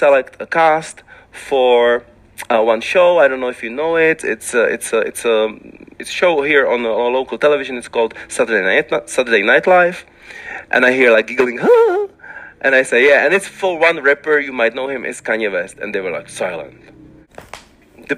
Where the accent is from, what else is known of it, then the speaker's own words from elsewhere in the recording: Liberec Region, Czechia; when I was young in my city, it was difficult because I was the only black guy in the town